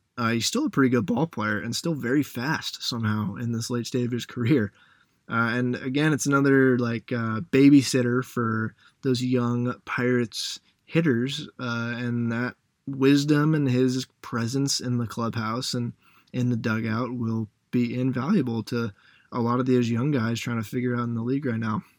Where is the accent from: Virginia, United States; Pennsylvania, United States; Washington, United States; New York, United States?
Washington, United States; Seattle; I was growing up around Seattle